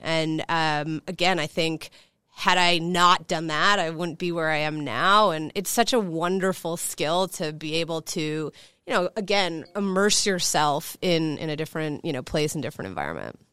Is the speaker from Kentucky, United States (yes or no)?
no; Chicago, Illinois, United States; I grew up in Chicago, as I mentioned, born and raised.